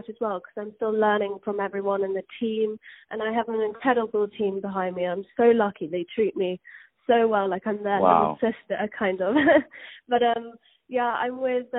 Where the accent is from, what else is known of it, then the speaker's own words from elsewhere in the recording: England, United Kingdom; I'm from England, and as a young girl, I was always singing around the house